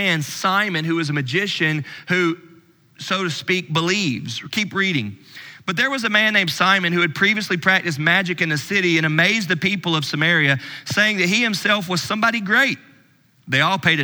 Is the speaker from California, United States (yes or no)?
no; Louisville, Kentucky, United States; I'm from Louisville